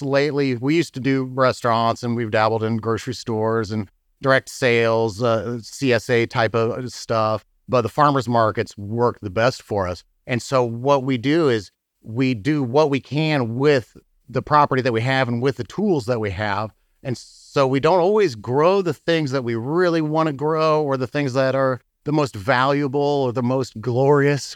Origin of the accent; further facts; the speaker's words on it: Muncie, Indiana, United States; moved away as an adult; also born or lived in California / St. Louis, Missouri; now in Bourbon, United States; I'm from Indiana. I grew up in Muncie, Indiana